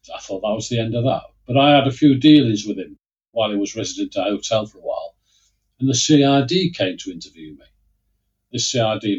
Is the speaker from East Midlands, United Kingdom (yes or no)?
yes; Lincoln, East Midlands, United Kingdom; I grew up in Lincoln. I'm a Lincolnshire yellow belly, as they say